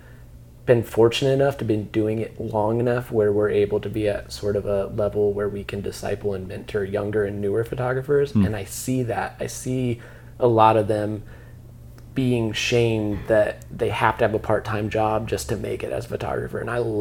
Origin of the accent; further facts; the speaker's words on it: Dayton, Ohio, United States; us grew up here